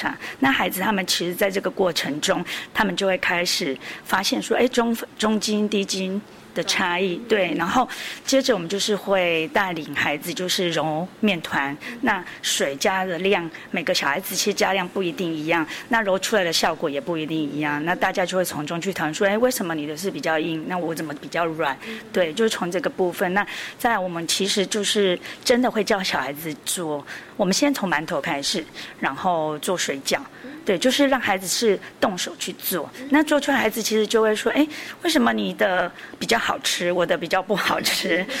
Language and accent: Chinese; Pingtung County, Taiwan; 我不是，我是屏东人。